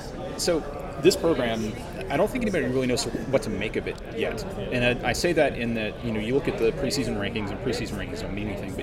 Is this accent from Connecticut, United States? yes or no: no; Lynchburg, Virginia, United States; I'm from Lynchburg, so I'm quite familiar with the whole, you know, New River Valley and the Radford area and everything.